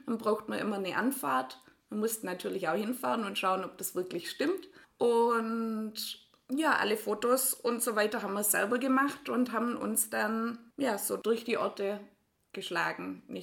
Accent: Ringingen, Baden-Württemberg, Germany; ich auf der Alp aus Ringingen, aus einem ganz kleinen Dorf neben Borlandingen. Und ja, wir sind beide eben in Hechingen zur Schule gegangen

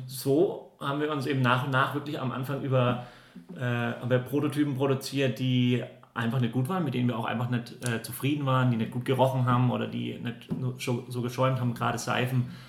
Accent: Würzburg, Bavaria, Germany; moved away; ich komme eigentlich aus Würzburg

